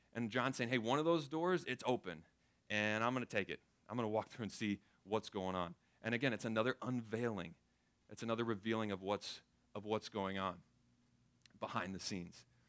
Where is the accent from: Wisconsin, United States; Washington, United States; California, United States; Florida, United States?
Florida, United States; Tampa; I grew up in Florida, grew up in Tampa Bay, the lightning capital of the world